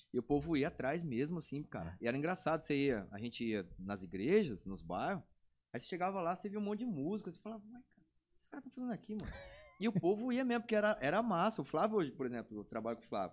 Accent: Brazil; no bairro que eu nasci, fui criado, morei

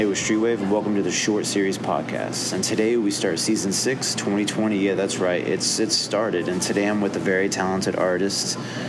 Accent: Fort Scott, Kansas, United States; I went to high school in Kansas, so I feel you. Fort Scott, small ass town.

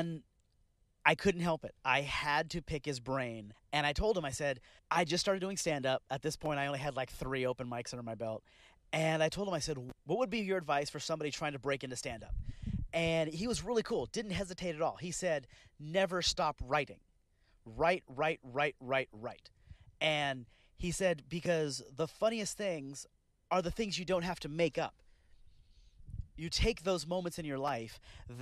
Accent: Bakersfield, California, United States; I'm from Bakersfield, California.

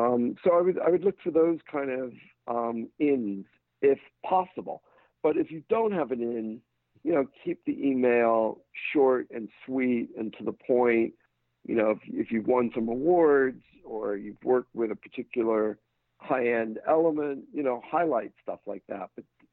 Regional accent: England, United Kingdom; I grew up in England. Chelsea is my football team.

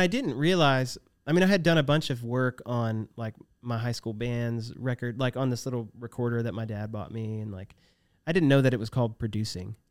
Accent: Virginia, United States; We're both from Virginia

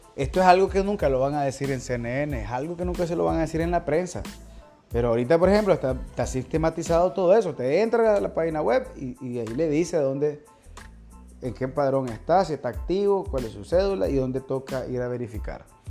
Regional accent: Nicaragua; todos nosotros como nicaragüenses, los nicaragüenses que estamos habilitados para votar

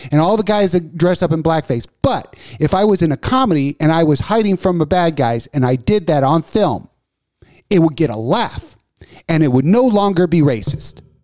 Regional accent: Texas, United States; I'm a na, native born Texan

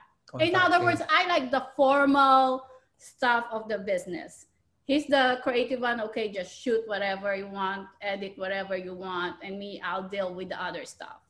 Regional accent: Philippines; first language Tagalog; English is a second language; moved away as an adult; now in United States; I grew up and lived in the Philippines for, 30 years, 29 years. And, there, we just speak Filipino

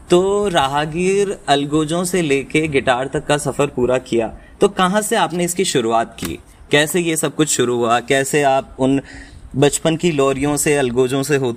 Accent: Rajasthan, India; और मैं भी राजस्थान से बिलोंग करता हूँ मैंने भी यहाँ पर फोक म्यूज़िक काफ़ी सुना है

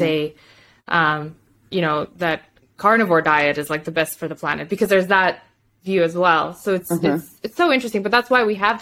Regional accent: Moldova; English is a second language; now in Canada; I went back home. So I'm from Moldova

